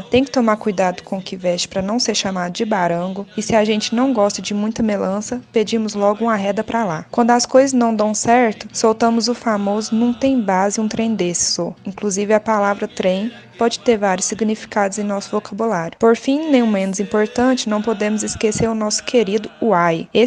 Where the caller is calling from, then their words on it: Belo Horizonte, Minas Gerais, Brazil; falando de Belo Horizonte, Minas Gerais. Nosso dialeto é bastante diversificado.